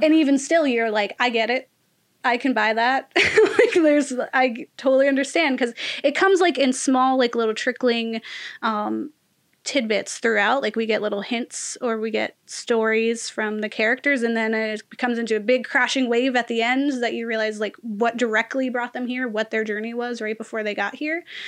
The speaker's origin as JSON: {"language": "English", "country": "United States", "said": "as an American"}